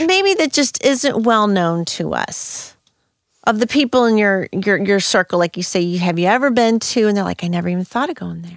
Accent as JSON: {"language": "English", "town": "St. Louis", "region": "Missouri", "country": "United States", "also_born_or_lived": "Spain", "said": "I'm from the middle of the United States"}